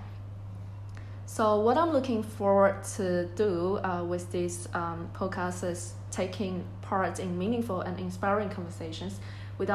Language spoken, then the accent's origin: English; Shenzhen, Guangdong, China; English is a second language; moved away as an adult; now in Edinburgh, United Kingdom; I'm from Shenzhen, a city in south of China